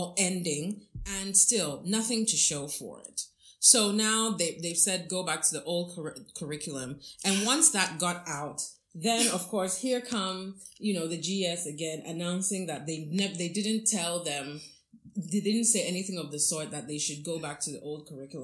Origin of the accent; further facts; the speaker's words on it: Ghana; I'm a Ghanaian mm-hmm, citizen.